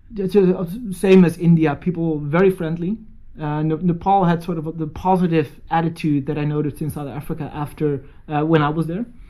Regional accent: North Holland, Netherlands; English is a second language; I wasn't raised in Alkmaar. I was, I was born in a city uh, or a town, really, about ten kilometers away. Uh, but Alkmaar has always been the big city in the area. So I, I, I was raised in a small town

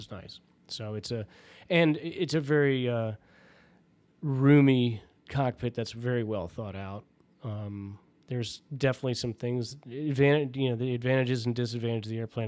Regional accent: Washington, District of Columbia, United States; there was no base in my hometown and, and I wasn't gonna move the family 'cause I have a lot of ties to the area

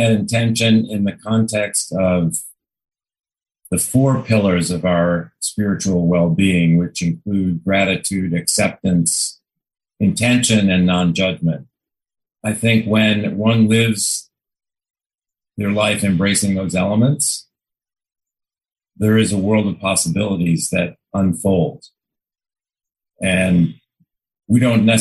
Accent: Chicago, Illinois, United States; moved away; I grew up in Chicago

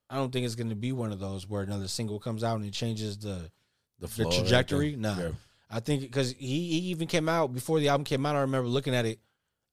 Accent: the Bay Area, California, United States; we're from the Bay

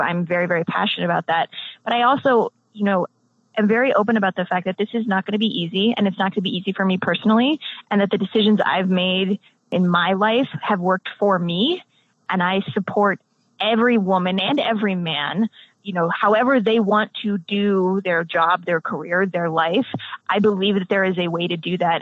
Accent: United States; I'm American

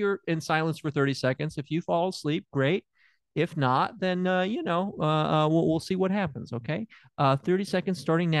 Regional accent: Tennessee, United States; I'm from Tennessee.

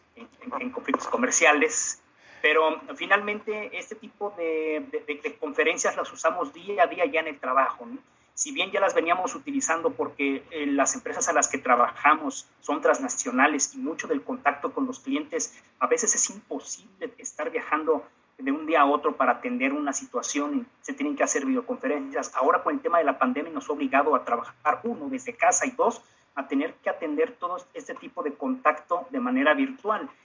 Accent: Mexico

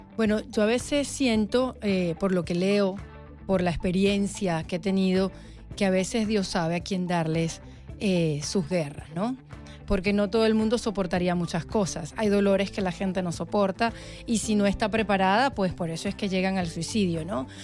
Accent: Venezuela; now in Miami, United States; Venezuela, nuestro país

